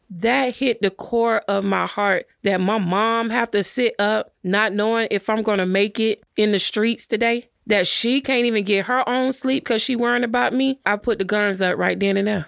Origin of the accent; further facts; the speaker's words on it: Miami Gardens, Florida, United States; I'm from Carroll City